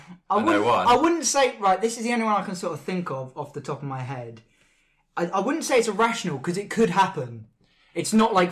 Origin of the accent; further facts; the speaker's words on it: Southampton, South East England, United Kingdom; Well, I'm from Southampton.